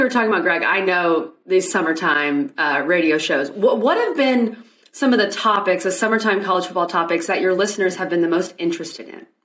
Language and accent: English; Texas, United States; moved away; I'm also from Texas